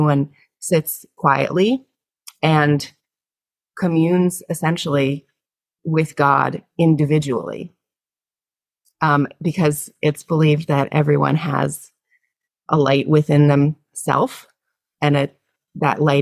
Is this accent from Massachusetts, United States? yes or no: yes; south coast of Massachusetts, United States; now in Yonkers, United States; I still call home the south coast of Massachusetts, where I was raised and where my family lives